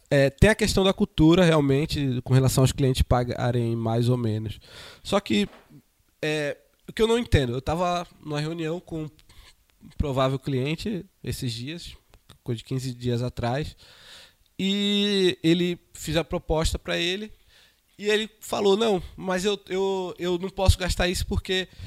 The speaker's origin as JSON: {"language": "Portuguese", "town": "Recife", "region": "Pernambuco", "country": "Brazil", "said": "eu venho de Recife, Recife temos a Brad, em Recife, as, os empresários almoçam junto"}